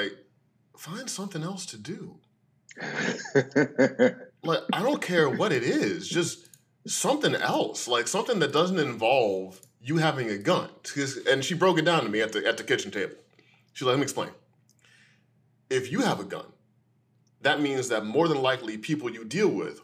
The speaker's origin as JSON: {"language": "English", "town": "St. Louis", "region": "Missouri", "country": "United States", "tie": "born or raised there", "said": "I grew up in St. Louis, Missouri"}